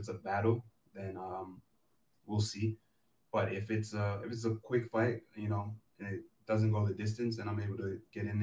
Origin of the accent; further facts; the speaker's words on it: New York City, New York, United States; I'm from Queens, Brooklyn, the boroughs. Like I'm from New York for real